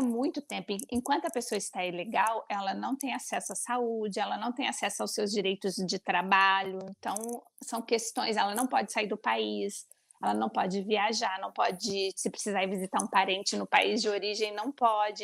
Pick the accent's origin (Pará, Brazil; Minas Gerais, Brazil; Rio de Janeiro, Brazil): Minas Gerais, Brazil; Uberlândia; moved away as an adult; also born or lived in São Paulo; now in Lisbon, Portugal; eu sou brasileira, sou nascida em Uberlândia